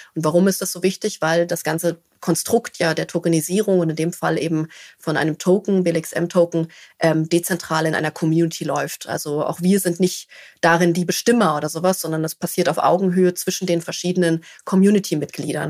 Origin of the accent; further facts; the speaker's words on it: Berlin, Germany; Also ich komme aus Berlin